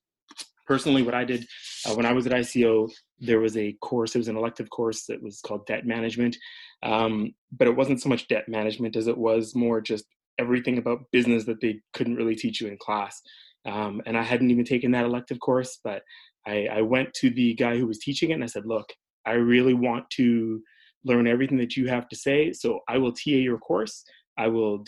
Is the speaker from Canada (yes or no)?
yes; Canada; also born or lived in Edmonton, Canada / Toronto, Canada / Florida, United States; now in Winnipeg, Canada; I grew up in Edmonton and in Toronto